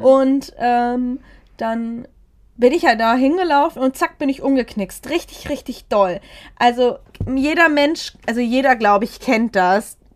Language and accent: German; Germany; aus Germany